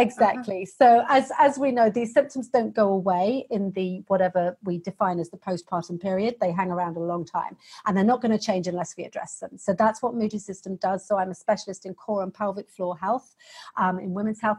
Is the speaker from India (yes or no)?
no; United Kingdom; accent: British; the accent has probably given away that I'm a Brit